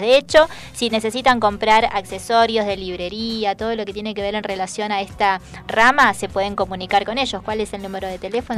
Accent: Salta, Argentina; now in Buenos Aires, Argentina; Yo, por ejemplo, que soy de, de, Salta, la linda

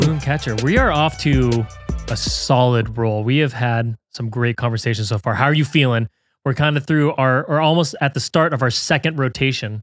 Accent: United States; being the American here

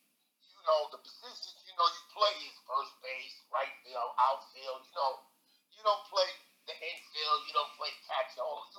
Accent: New York City, New York, United States; I was born in Long Island City, Queens, Queens Bridge Project.

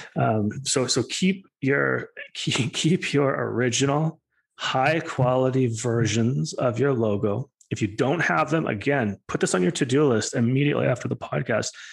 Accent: Alberta, Canada; I'm from Alberta

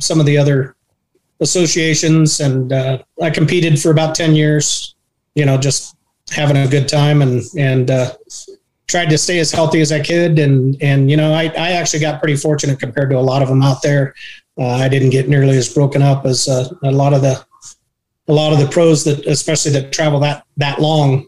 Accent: Idaho, United States; now in Tucson, United States; I grew up in Idaho and grew up around country music

